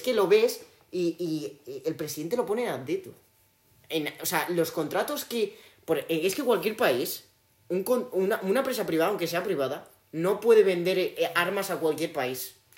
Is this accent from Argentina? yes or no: no; Spain; soy español